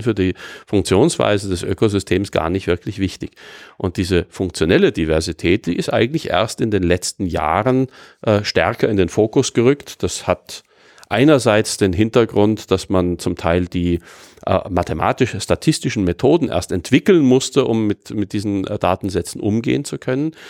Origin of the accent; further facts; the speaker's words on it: Austria; bei uns in Österreich oder in Mitteleuropa